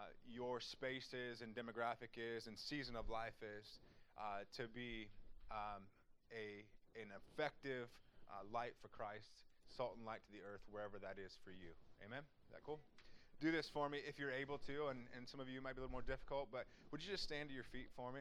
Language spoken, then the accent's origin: English; Wapakoneta, Ohio, United States; I'm from Wapakoneta, Ohio